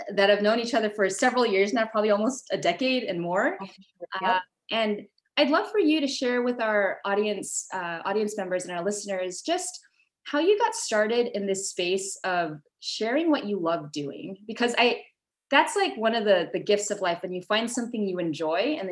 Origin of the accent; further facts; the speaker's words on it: Southern California, United States; Southern California, my hometown.